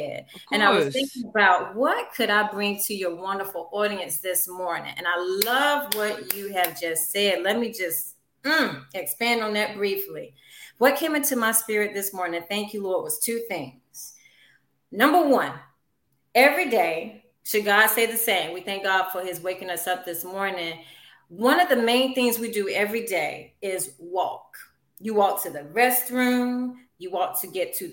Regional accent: Louisburg, North Carolina, United States; I'm a North Carolina native of big old city of Lewisburg, North Carolina

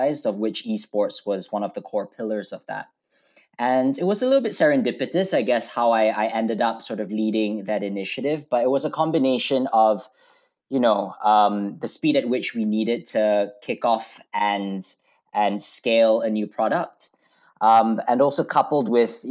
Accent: Malaysia; moved away as an adult; now in United Kingdom; I grew up in Malaysia, so I'm a Malaysian boy. I came over to the UK for university

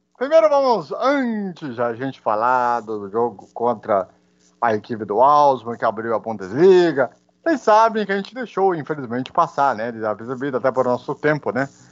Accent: Brazil; como somos brasileiros

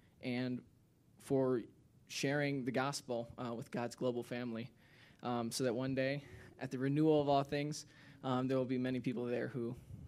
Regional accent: Michigan, United States; So I'm from Northern Michigan.

